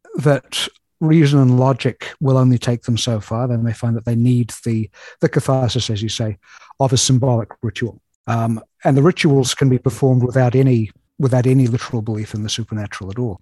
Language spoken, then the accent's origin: English; New Zealand; moved away as an adult; now in Chicago, United States; I have a peculiar accent, which you may already have noticed. And that's because I was born and raised in New Zealand.